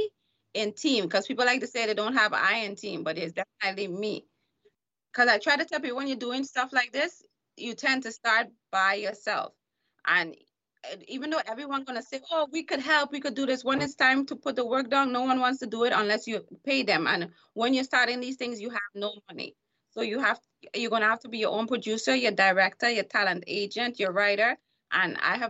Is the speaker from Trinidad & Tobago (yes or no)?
yes; Trinidad & Tobago; now in United States; So I'm from the Caribbean, which is Trinidad and Tobago. And we Trinidadians or Caribbean people tend to be more tea drinkers.